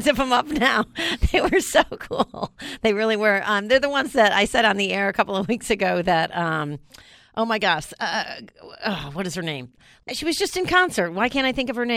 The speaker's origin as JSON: {"language": "English", "region": "New York", "country": "United States", "tie": "born or raised there", "moved": "yes", "said": "I grew up in New York"}